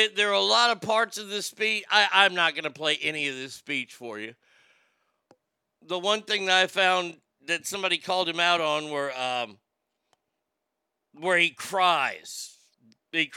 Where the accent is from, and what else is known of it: Garland, Texas, United States; born or raised there